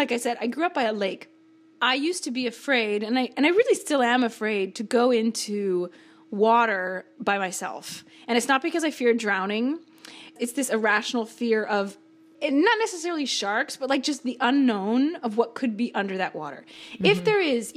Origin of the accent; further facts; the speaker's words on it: Seattle, Washington, United States; I grew up in Seattle